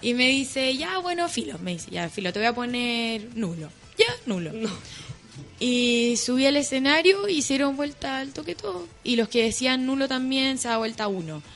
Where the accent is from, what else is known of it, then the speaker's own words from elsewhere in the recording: Chile; la primera chilena